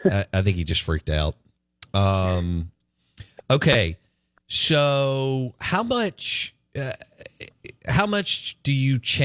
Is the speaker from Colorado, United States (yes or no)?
no; Jackson, Mississippi, United States; I grew up in Belhaven